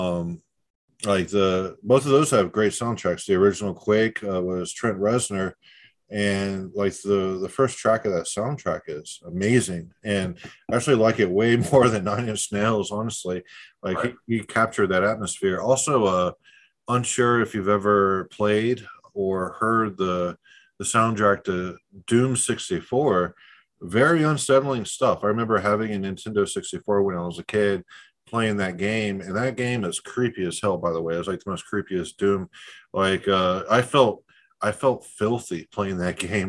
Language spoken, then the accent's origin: English; Tampa, Florida, United States; I was born in Tampa.